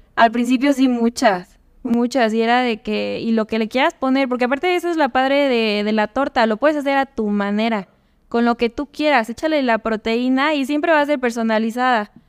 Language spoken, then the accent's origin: Spanish; Tehuacán, Puebla, Mexico; moved away as an adult; now in León, Mexico; Yo nací en Tehuacán, Puebla. Es una ciudad pequeña que está cerca de, de Puebla